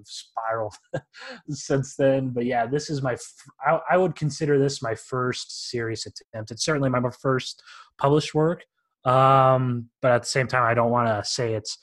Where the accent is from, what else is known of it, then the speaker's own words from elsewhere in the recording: Iowa, United States; moved away; Born and raised in Iowa, moved around a couple of years